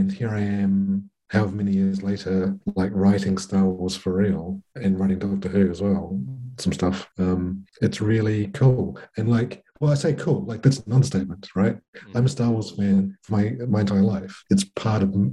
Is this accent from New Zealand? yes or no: yes; New Zealand; I'm from New Zealand